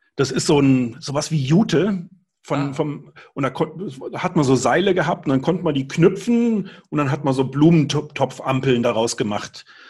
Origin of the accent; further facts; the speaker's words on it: Germany; now in Upper Bavaria, Germany; als Kind auf einem Demeter-Bauernhof am Bodensee gearbeitet habe. Da ist meine Heimat